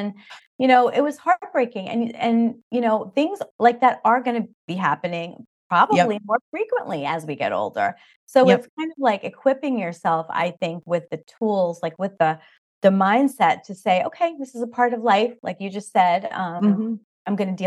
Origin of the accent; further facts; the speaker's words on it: Long Island, New York, United States; moved away; we grew up in Long Island, New York, and whoever knows that area, it's really funny. The New York accents are very thick.